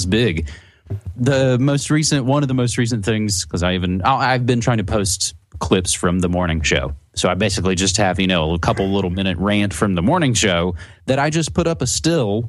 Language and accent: English; West Virginia, United States; moved away; back in my home state where I'm originally from, in West Virginia on the East Coast